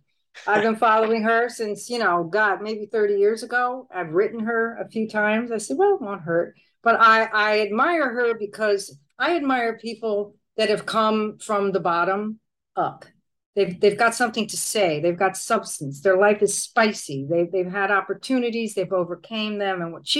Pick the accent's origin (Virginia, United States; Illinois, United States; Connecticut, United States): Connecticut, United States; now in Puerto Rico; I've been in Puerto Rico a long time, and I'm originally from Connecticut.